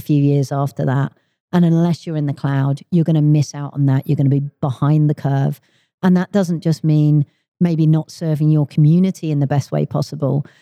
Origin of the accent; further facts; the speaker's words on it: London, United Kingdom; moved away as an adult; now in Redmond, United States; I am originally from the U K. I grew up in London, but four years ago, I moved out to Microsoft's headquarters in Redmond, uh, in Washington State